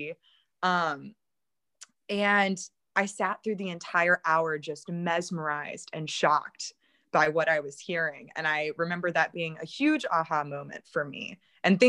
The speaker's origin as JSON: {"language": "English", "town": "Baton Rouge", "region": "Louisiana", "country": "United States", "tie": "born or raised there", "said": "my hometown"}